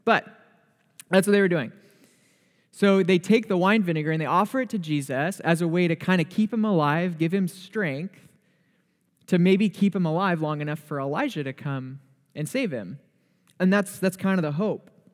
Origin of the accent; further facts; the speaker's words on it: Torrance, California, United States; moved away as an adult; now in Oregon, United States; Grew up in a suburb of L A, which is called Torrance, two miles from the beach.